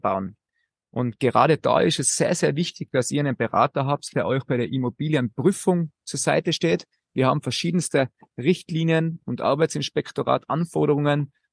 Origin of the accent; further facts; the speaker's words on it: Austria; bei uns in Österreich